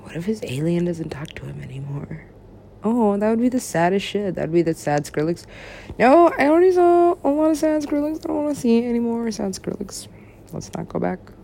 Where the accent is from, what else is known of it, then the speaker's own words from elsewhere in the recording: United States; I'm an American.